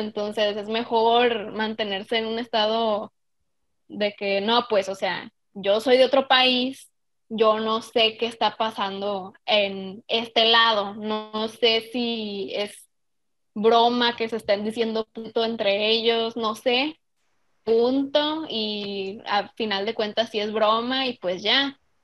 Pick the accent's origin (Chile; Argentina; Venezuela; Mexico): Mexico; a nosotros como mexicanos